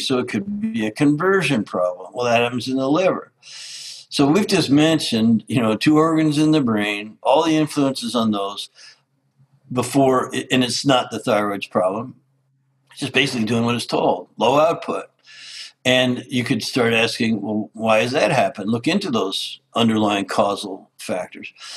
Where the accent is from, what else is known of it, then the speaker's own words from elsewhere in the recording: Canada; I grew up in Canada as an outdoors lover.